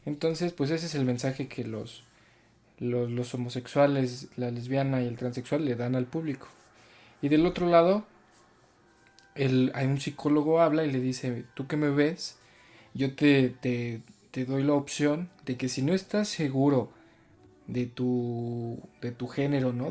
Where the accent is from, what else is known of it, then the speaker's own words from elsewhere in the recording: Mexico; nosotros como mexicanos